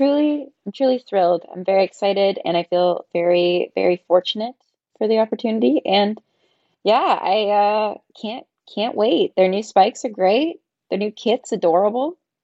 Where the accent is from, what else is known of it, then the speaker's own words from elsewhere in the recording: Pembroke, Ontario, Canada; now in Hamilton, Canada; Pembroke, Ontario. Born and raised.